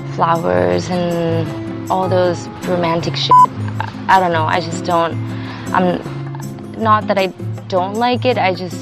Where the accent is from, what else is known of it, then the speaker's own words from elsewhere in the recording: Thailand; from Thailand.